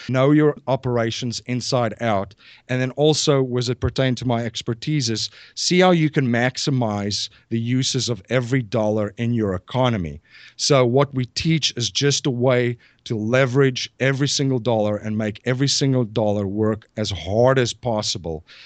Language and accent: English; South Africa; moved away as an adult; now in Newtown, Pennsylvania, United States; I'm originally from South Africa. I came here in two thousand and one